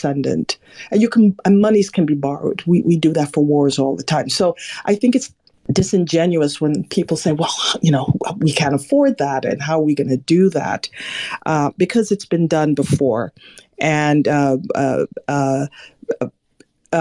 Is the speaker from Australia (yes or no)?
no; Jamaica; now in United States; I'm Jamaican born, I don't live in Jamaica, I live in America